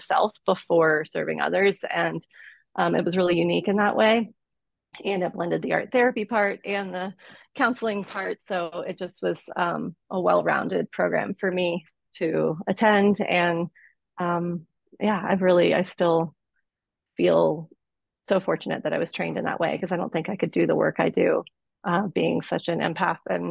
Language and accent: English; Boulder, Colorado, United States; I will be in my hometown of Boulder, Colorado